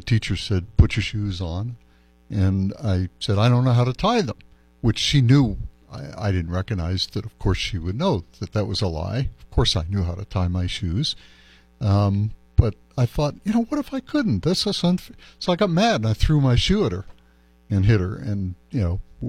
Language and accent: English; Westchester County, New York, United States; also born or lived in Brooklyn, New York / San Francisco / China / Taiwan; now in Las Cruces, United States; I born in Brooklyn, grew up in Westchester County, just outside the city